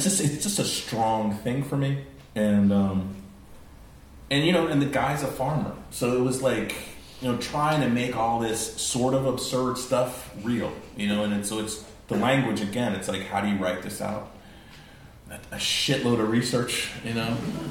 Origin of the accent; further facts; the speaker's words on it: California, United States; And I grew up in California.